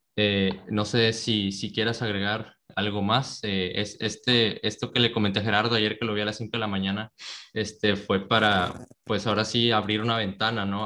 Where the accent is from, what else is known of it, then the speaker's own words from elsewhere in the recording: Mexico; nosotros que somos, mexicanos